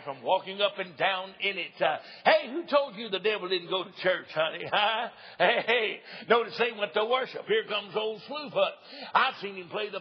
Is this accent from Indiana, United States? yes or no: no; East Tennessee, United States; also born or lived in Oliver Springs, Tennessee / Knoxville, Tennessee; I was born and reared in East Tennessee